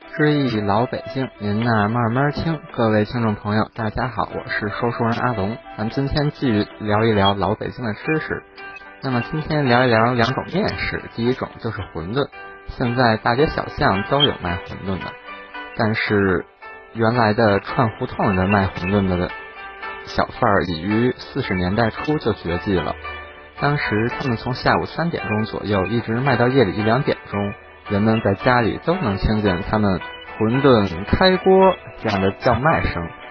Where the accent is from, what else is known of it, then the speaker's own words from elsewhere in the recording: Beijing, China; 其实我在小的时候在王府井那儿吃的那个馄饨侯